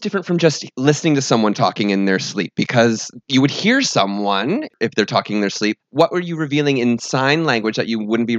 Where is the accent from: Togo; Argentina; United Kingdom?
United Kingdom; London; In the UK. I'm from South London.